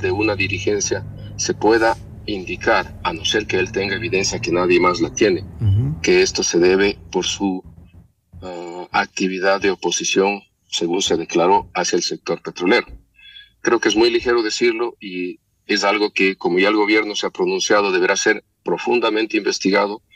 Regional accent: Ecuador; todos los ecuatorianos

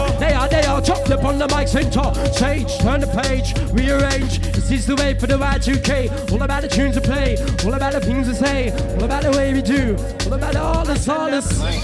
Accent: London, United Kingdom; This is the HLC, yeah? And we come all the way from North London to Kent.

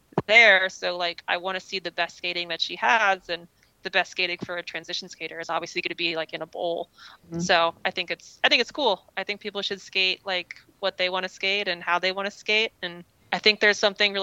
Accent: East Coast, United States; I grew up on the East Coast where we didn't really have very many skate parks.

